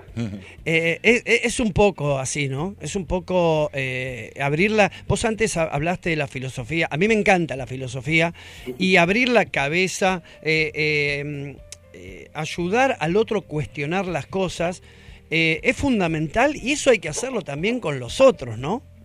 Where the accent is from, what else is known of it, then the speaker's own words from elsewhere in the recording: Argentina; Así somos los argentinos